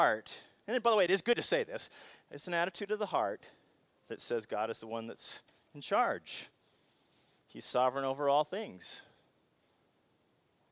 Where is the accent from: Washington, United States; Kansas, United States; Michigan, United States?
Washington, United States; Seattle; Growing up in Seattle